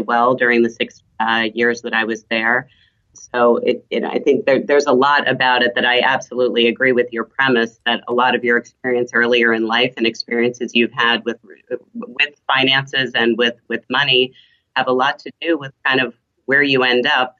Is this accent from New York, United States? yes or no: yes; the suburbs of New York City, United States; first language German; English is a second language; also born or lived in Switzerland; German's my first language. Was raised in the suburbs of New York City.